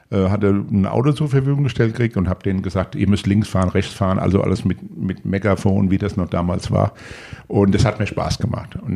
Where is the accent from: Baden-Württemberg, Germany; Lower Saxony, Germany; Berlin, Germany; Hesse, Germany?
Hesse, Germany; Frankfurt; Bei mir sieht man das, ich bin Frankfurter und ich stehe auch da dazu.